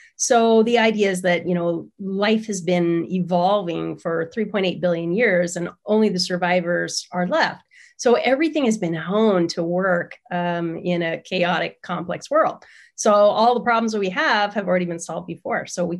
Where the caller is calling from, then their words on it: San Diego, California, United States; I'm in San Diego.